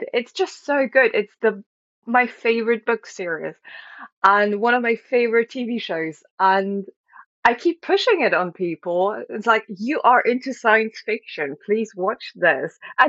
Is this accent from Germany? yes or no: yes; Germany; I am from Germany